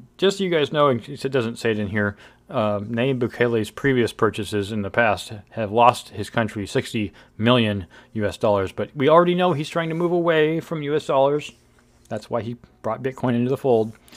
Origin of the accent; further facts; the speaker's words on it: Bakersfield, California, United States; now in Northern California, United States; I grew up in Bakersfield. I'm a Central Valley guy.